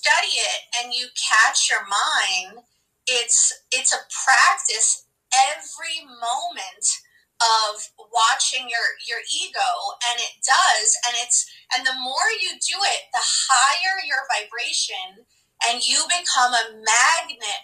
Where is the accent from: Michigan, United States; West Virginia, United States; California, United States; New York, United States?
New York, United States; New York City; I am where I grew up in Brooklyn. I am half Puerto Rican, half Hungarian.